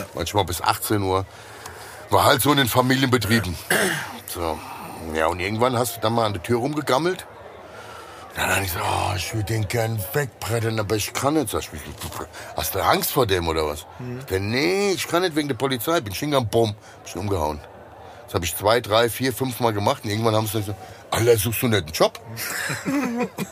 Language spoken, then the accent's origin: German; Hesse, Germany; accent: Hessian; ich kann nur Hessisch